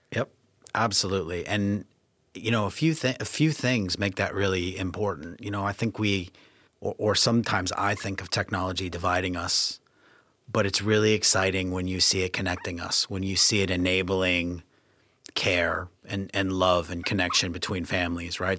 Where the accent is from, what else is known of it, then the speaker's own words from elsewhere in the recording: United States; moved away as an adult; also born or lived in Canada / New Zealand / New York / Hong Kong; now in United Kingdom; being American